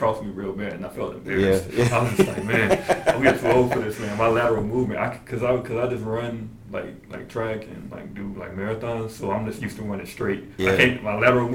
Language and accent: English; Chicago, Illinois, United States; I come from Chicago, major metropolitan city